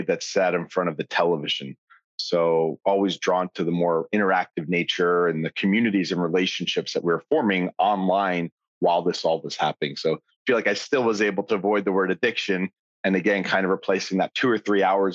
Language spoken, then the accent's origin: English; Long Island, New York, United States; I grew up on Long Island, sort of a suburb outside New York